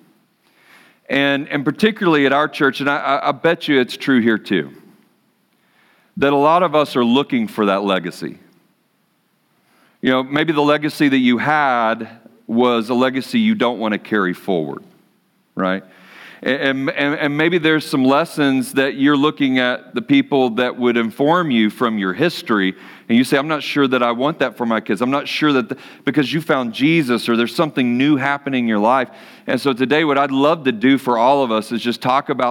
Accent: Dallas, Texas, United States; I'm from Dallas-Fort Worth area in Texas

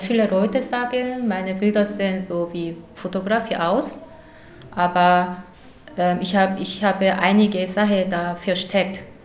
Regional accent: South Korea; German is a second language; moved away as an adult; now in Germany; ich komme aus Südkorea. Ich wohne hier über 13 Jahre

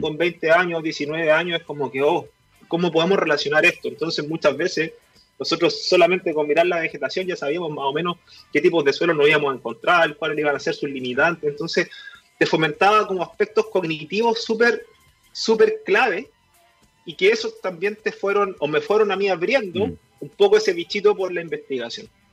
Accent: Melipilla, Santiago Metropolitan Region, Chile; moved away as an adult; also born or lived in Valdivia; now in Coyhaique, Chile; como soy de Melipilla, también mi abuelo es agricultor y siempre estuve un poco vinculado al campo. No tan activamente, pero sí siempre me crié en el campo, digamos. Melipilla es un, un sector rural

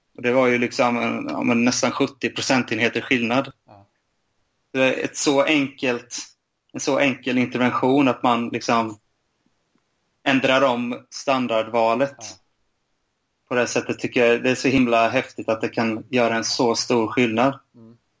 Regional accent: Bankeryd, Jönköping County, Sweden; also born or lived in Lund; Jag är uppvuxen i Bankeryd utanför Jönköping.

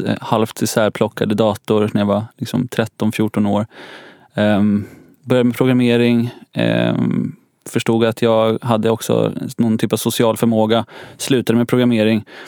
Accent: Nyköping, Södermanland, Sweden; now in Stockholm, Sweden; jag kommer från en stad som heter Nyköping, ungefär en timme söder om Stockholm.

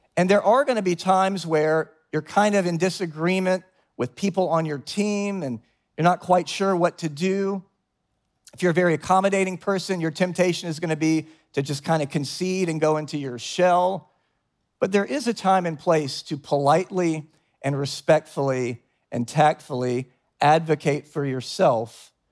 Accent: the South, United States; now in New York, United States; I come from the South, and down South, everyone's kind of fake nice

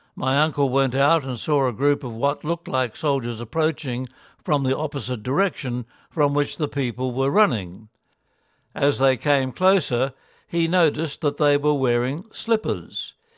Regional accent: Philippines; I also learnt that those who attacked my hometown were not soldiers, but the Abu Sayyaf.

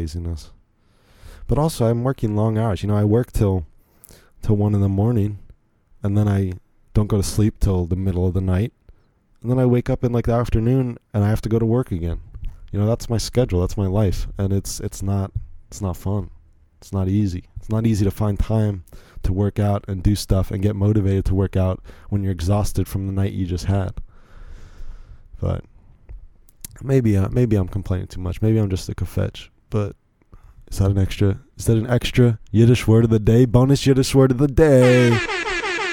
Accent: Virginia, United States; I grew up here in Virginia my whole life. So I don't really have an accent like

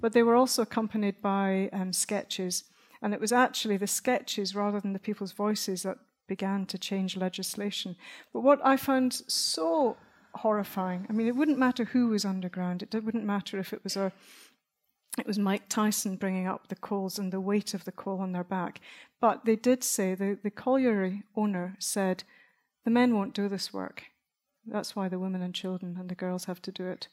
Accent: Dunbar, Scotland, United Kingdom; There's a part of Scotland where I was brought up, I come from Dunbar

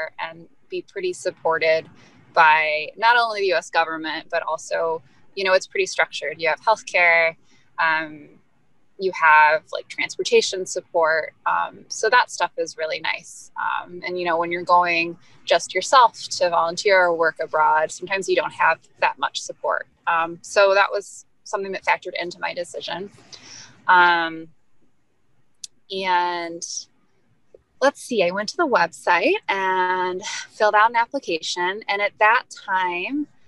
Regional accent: Kentucky, United States; also born or lived in Benin; now in Detroit, United States; I grew up in Kentucky

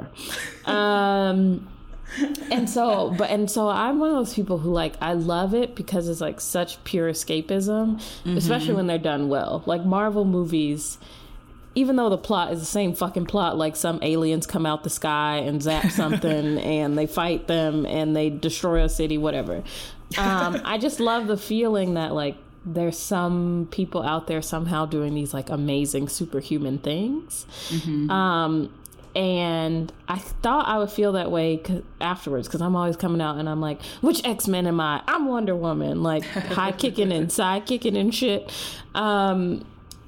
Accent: United States; I'm Black American

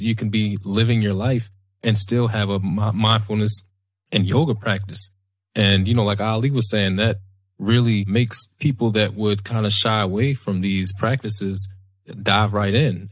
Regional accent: Baltimore, Maryland, United States; born or raised there

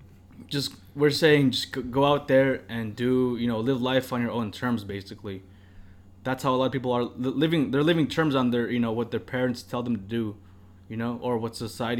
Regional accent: Philippines; Hey, we're fucking Filipino, dude. Good-ass food in the fucking house every single day.

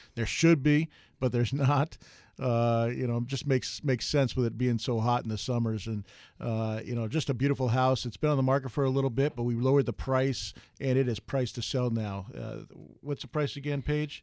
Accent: East Coast, United States; now in Arizona, United States; I grew up on the East Coast

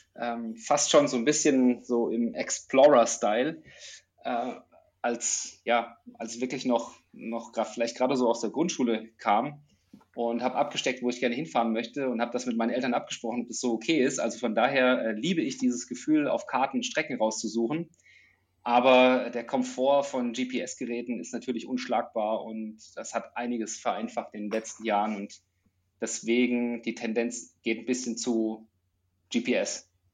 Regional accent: Germany; moved away; Ich komme ursprünglich aus der Nähe von Frankfurt, aus einer ländlichen Region, so zwischen Spessart und Rhön

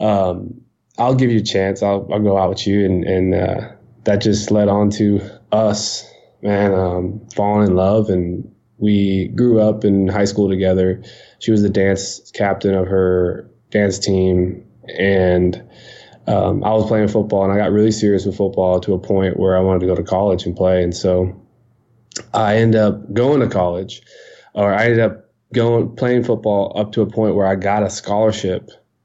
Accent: Leander, Texas, United States; also born or lived in Georgetown, Texas; I was born in Georgetown, is right next to Leander, but I grew up in Leander.

